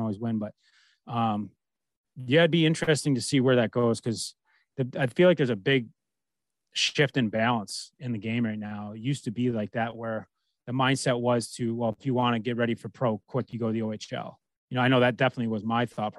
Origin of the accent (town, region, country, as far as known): United States